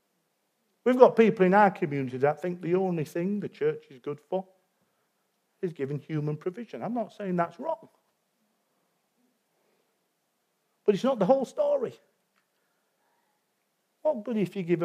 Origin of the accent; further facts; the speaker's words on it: Yorkshire and the Humber, United Kingdom; I'm a Yorkshireman